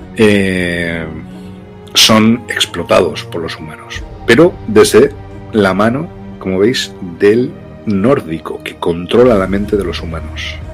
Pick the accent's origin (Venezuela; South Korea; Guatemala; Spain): Spain; Loja, Andalusia; born or raised there; moved away as an adult; also born or lived in Brazil